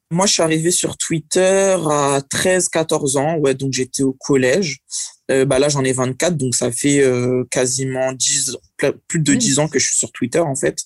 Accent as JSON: {"language": "French", "country": "France", "tie": "born or raised there", "said": "je suis né en France"}